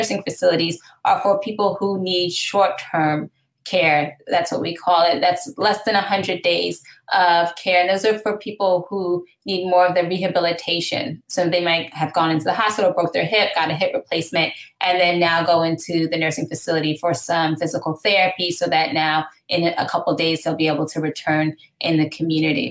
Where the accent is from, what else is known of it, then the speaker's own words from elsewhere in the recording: Gaithersburg, Maryland, United States; now in New York City, United States; I'm actually from Gaithersburg, Maryland. So Montgomery.